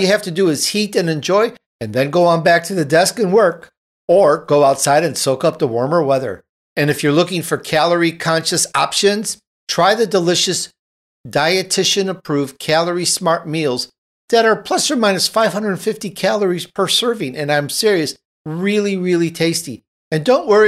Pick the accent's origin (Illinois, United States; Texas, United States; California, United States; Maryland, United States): Illinois, United States; Chicago; I'm from Chicago